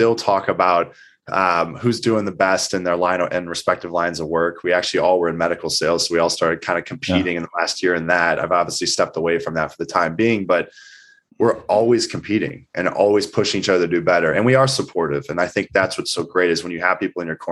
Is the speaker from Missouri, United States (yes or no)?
yes; Eureka, Missouri, United States; growing up in Eureka, I mean, you know what it's like. It was a small town, I think population 10,000